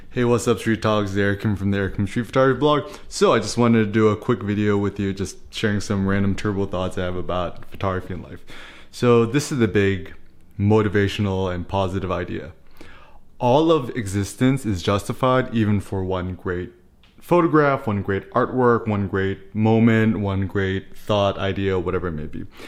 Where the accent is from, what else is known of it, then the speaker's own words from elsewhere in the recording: United States; as an American